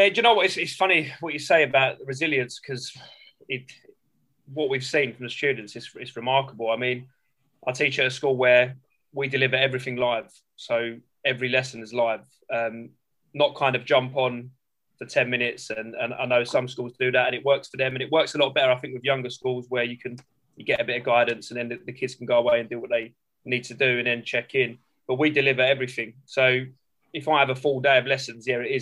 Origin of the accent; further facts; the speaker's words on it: London, United Kingdom; I grew up in South East London and I teach in South East London